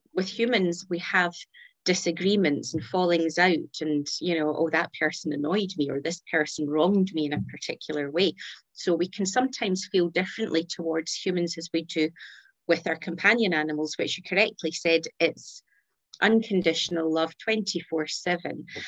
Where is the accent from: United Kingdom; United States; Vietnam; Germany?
United Kingdom; Scotland; accent: Scottish; So here, here in Scotland, in case your audience didn't pick up my accent